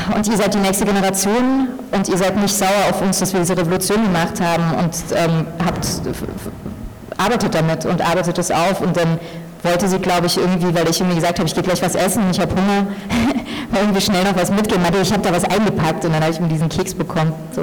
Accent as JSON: {"language": "German", "country": "Germany", "tie": "born or raised there", "said": "ich bin in Deutschland geboren und aufgewachsen"}